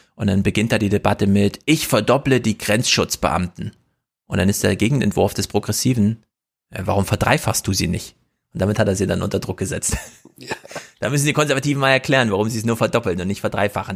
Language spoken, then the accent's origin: German; the East, eastern Germany, Germany; moved away; Ich komme aus dem Osten und bin da auch manchmal, aber ich lebe da nicht